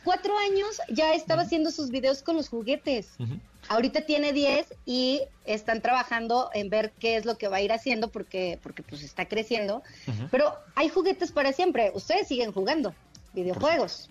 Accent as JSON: {"language": "Spanish", "town": "León", "region": "Guanajuato", "country": "Mexico", "moved": "as an adult", "lives_now": "Mexico City, Mexico", "said": "yo soy de León y no, bueno, me caso y entonces por razones de trabajo, llegamos a vivir a la Ciudad de México"}